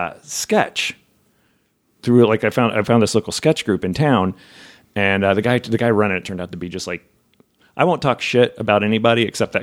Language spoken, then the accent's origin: English; New Jersey, United States; also born or lived in Memphis, Tennessee; I mean, I'm Italian from Jersey, but I'm not an Italian from Jersey.